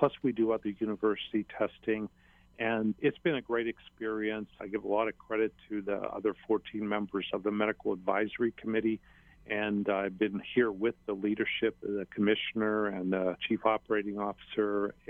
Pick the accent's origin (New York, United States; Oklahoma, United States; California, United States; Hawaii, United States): Hawaii, United States; people kind of know I'm from Hawaii. I don't hide the fact I'm very proud of my home.